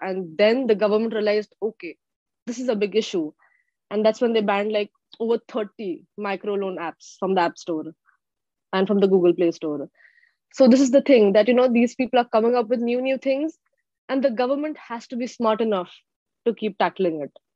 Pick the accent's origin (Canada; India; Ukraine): India; Mumbai, Maharashtra; moved away as an adult; now in Seattle, United States; originally, I'm from Mumbai, India